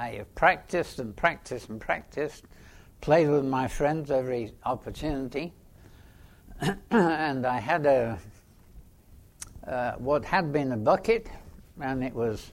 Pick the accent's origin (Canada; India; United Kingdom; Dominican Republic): United Kingdom; England; I was born in England, just about the outbreak of the Second World War